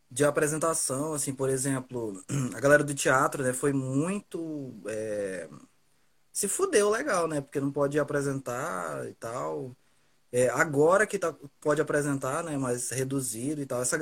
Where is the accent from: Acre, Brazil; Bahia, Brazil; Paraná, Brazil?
Acre, Brazil; Rio Branco; Um, nascido e criado em Rio Branco, Acre. É, sou escritor e poeta.